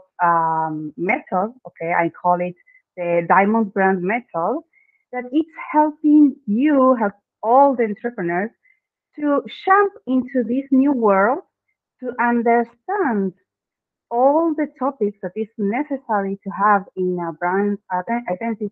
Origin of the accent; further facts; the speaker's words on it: Argentina; first language Spanish; English is a second language; I am from Argentina. So yeah, my native language is Spanish